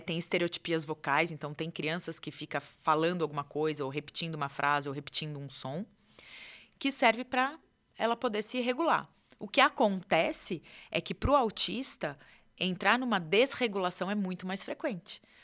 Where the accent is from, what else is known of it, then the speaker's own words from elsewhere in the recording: São Paulo, Brazil; moved away as an adult; now in São José dos Campos, Brazil; eu é sou de São Paulo